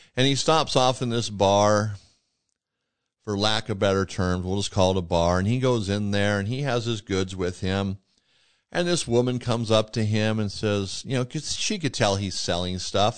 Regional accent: Yuma, Arizona, United States; also born or lived in Welton, Arizona; now in Montana, United States; I'm from Yuma, Arizona, moved from Arizona to Montana

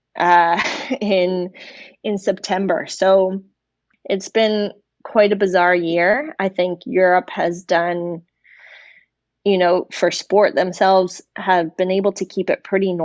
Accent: Ontario, Canada; us Ontario girls were a bit more gritty

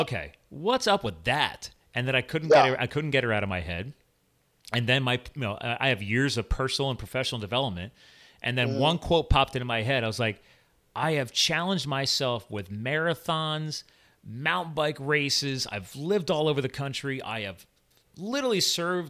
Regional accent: New Jersey, United States; moved away; I was born in Jersey, grew up on a farm

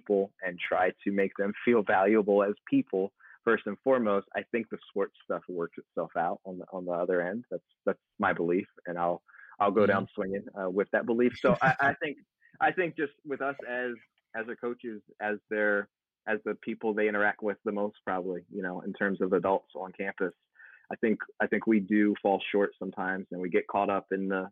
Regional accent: Baltimore, Maryland, United States; moved away; also born or lived in Buffalo; I'm from Baltimore originally, so, you know, Chesapeake Bay

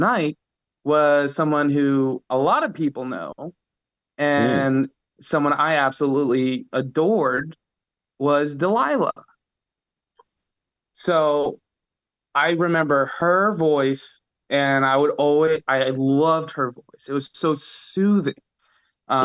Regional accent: Pickerington, Ohio, United States; now in Albany, United States; I'm from Pickerington, Ohio, born and raised, great little suburb

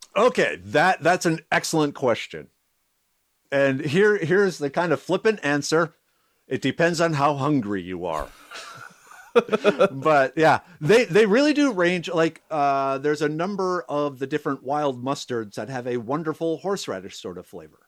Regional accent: Minnesota, United States; also born or lived in South Dakota / New York; now in Texas, United States; I grew up in Minnesota

